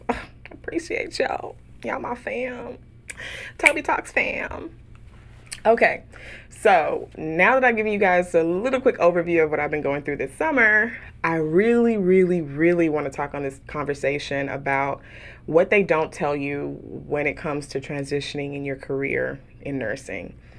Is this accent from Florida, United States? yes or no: no; Houston, Texas, United States; moved away as an adult; also born or lived in San Francisco Bay Area, California; now in Dallas, United States; I grew up in Houston, um, proud of being raised in Southwest A-Leaf, Texas